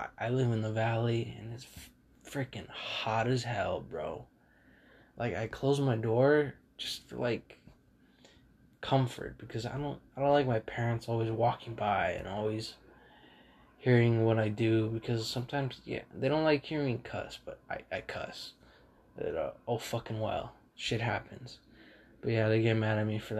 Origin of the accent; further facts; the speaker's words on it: California, United States; I'm from California